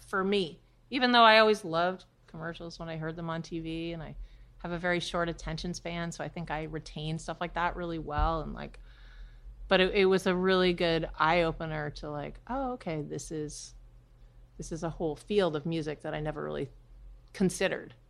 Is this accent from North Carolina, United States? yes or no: no; New Hampshire, United States; moved away as an adult; now in New York, United States; I was born and raised in New Hampshire.